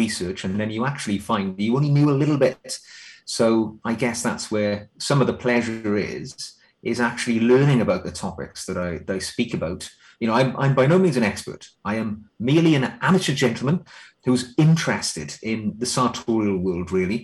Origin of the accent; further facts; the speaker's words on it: Wales, United Kingdom; now in England, United Kingdom; I'm actually from Wales, which Welsh people don't like being called English, but close enough. I'm living in England now.